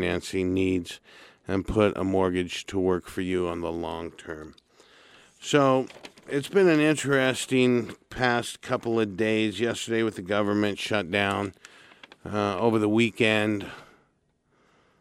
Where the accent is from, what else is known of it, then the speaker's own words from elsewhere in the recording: Santa Barbara, California, United States; my hometown